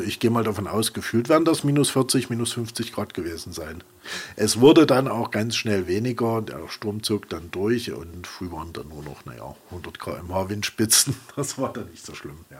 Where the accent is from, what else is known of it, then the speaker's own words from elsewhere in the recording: Leipzig, Saxony, Germany; moved away as an adult; also born or lived in Langen / Stuttgart / Fichtelberg; now in Zinnwald-Georgenfeld, Germany; ich stamme aus Leipzig, bin in Leipzig geboren und aufgewachsen